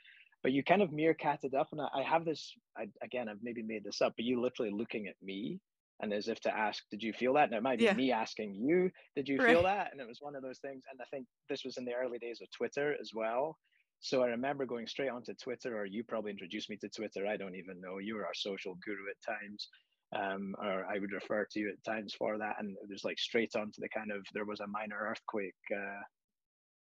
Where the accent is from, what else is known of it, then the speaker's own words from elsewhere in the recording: Scotland, United Kingdom; moved away; when I was young and I grew up in Scotland, we lived in a cobbled street.